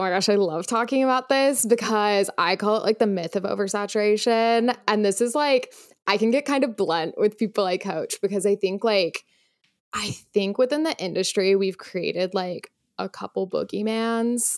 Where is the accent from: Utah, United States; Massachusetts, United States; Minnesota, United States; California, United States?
Utah, United States; moved away as an adult; also born or lived in Los Angeles; now in New York, United States; I am from Utah originally.